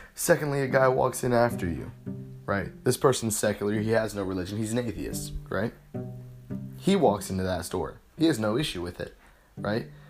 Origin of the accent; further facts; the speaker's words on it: United States; my rights as an American